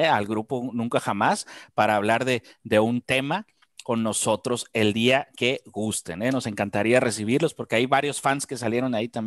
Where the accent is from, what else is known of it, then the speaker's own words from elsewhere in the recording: Sonora, Mexico; Venimos de Sonora, ¿no?